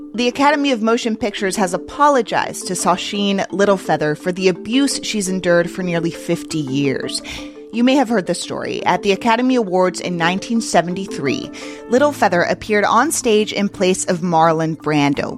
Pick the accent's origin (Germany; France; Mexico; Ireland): Mexico; Mexico City; now in United States; I'm from Mexico City and I still have family and friends there